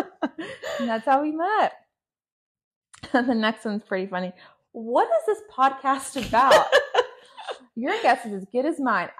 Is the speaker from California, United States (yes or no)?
yes; Hawthorne, California, United States; moved away as an adult; now in Orange County, United States; I am a Middle Eastern, so I'm Palestinian and Jordanian, mm-hmm. and I was raised in Hawthorne, California.